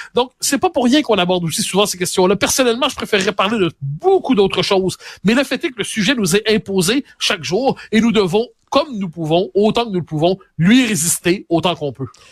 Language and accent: French; Quebec, Canada; on est des Québécois passés date